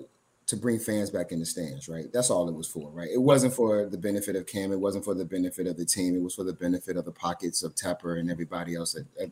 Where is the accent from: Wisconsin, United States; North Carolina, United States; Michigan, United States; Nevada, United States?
North Carolina, United States; Charlotte; I was raised in Charlotte, North Carolina. I went to West Charlotte High School right off of Bates Ford Road.